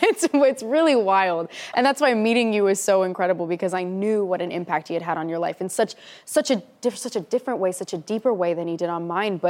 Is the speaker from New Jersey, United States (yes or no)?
yes; New Jersey, United States; I'm from New Jersey